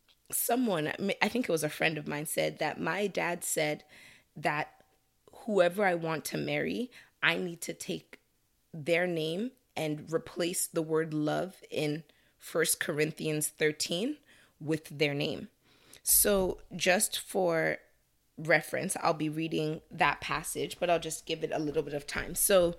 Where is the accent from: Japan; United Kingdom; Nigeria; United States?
Nigeria; now in Canada; culturally, as a Nigerian, Canadian, there are pressures that come with age.